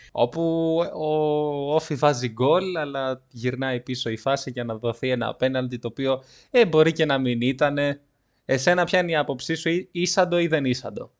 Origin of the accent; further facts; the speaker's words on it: Livadeia, Central Greece, Greece; moved away; Μου λέει από πού είσαι, του λέω από Λιβαδιά